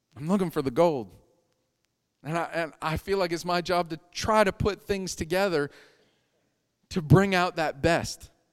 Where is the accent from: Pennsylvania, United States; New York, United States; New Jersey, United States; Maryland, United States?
Pennsylvania, United States; Erie; moved away; I grew up in Erie, Pennsylvania.